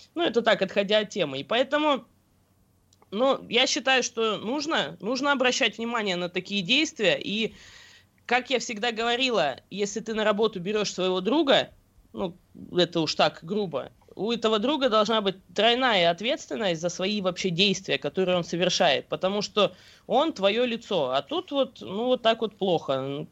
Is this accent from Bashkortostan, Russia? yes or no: yes; Bashkortostan, Russia